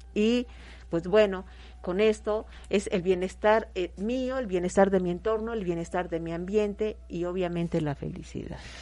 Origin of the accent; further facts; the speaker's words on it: Mexico; nosotros como mexicanos